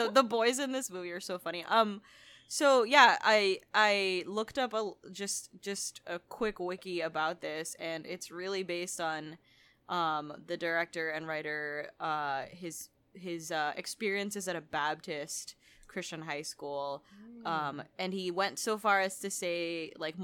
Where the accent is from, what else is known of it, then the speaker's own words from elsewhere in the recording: Philippines; I grew up in the Philippines, which is majority Catholic